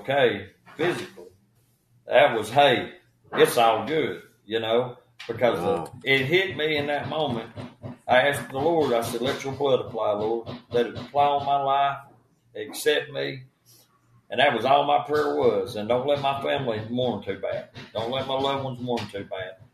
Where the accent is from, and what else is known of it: Spring City, Tennessee, United States; born or raised there